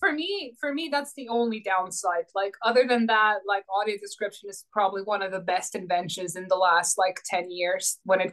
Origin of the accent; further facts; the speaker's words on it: Croatia; first language Croatian; English is a second language; moved away; also born or lived in Finland; my mother tongue is Croatian. I'm from Croatia.